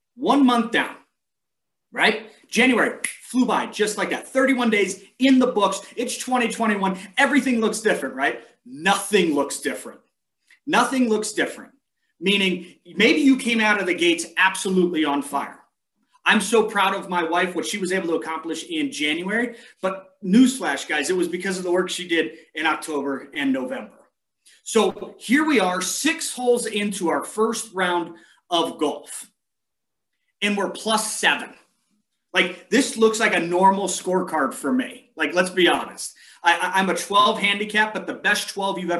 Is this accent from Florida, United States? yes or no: no; San Diego, California, United States; now in Montana, United States; where I grew up in San Diego